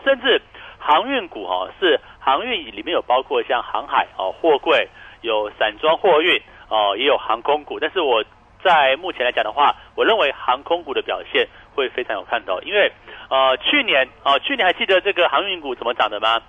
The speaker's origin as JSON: {"language": "Chinese", "country": "Taiwan", "said": "或许我们台湾人比较哦，还有在国内旅游"}